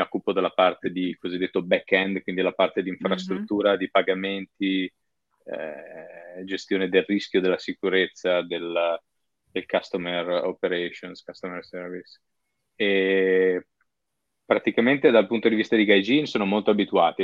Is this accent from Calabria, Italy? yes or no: no; Padua, Veneto, Italy; moved away as an adult; also born or lived in Venice / Milan / Rotterdam / London; now in Tokyo, Japan; sono di Padova, quindi sono italiano doc 100%, sono nato e cresciuto a Padova